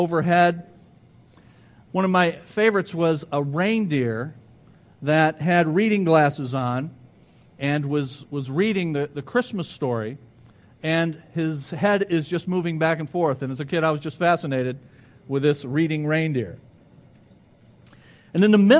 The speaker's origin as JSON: {"language": "English", "town": "Ecorse", "region": "Michigan", "country": "United States", "tie": "born or raised there", "said": "I grew up in Ecorse, and I always add when I tell people that, I grew up in Ecorse and lived to tell about it"}